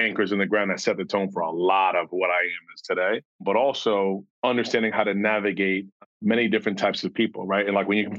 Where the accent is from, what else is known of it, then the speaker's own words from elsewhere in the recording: New York City, New York, United States; moved away; growing up in Queens, New York, specifically a neighborhood called Ravenswood